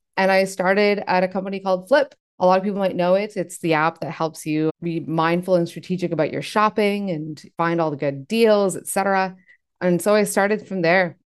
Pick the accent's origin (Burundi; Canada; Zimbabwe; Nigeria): Canada; I was born in Canada